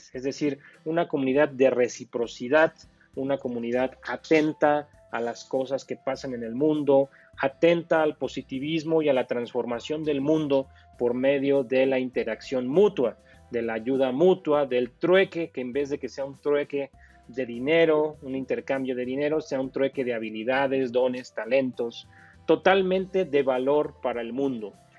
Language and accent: Spanish; Pachuca, Hidalgo, Mexico; yo soy un emprendedor de México, eh, exactamente de la ciudad de Pachuca, Hidalgo, México